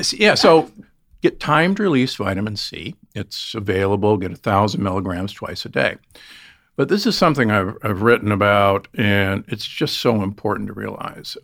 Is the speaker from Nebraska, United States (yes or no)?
yes; Omaha, Nebraska, United States; I grew up in Omaha, Nebraska